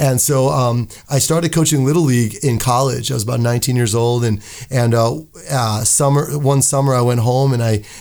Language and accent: English; Buffalo, New York, United States; now in Las Vegas, United States; I'm from Buffalo, but I spent my high school years here at Chaparral High School, go Cowboys, UNLV